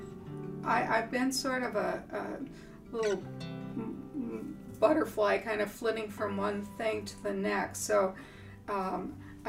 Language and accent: English; North Dakota, United States; moved away as an adult; now in York, United States; I'm from North Dakota. Okay. Originally